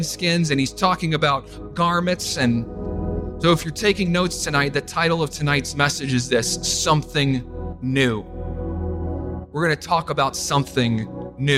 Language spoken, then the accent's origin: English; Winchester, Virginia, United States; moved away; also born or lived in Buffalo; Growing up in my little town of Winchester, Virginia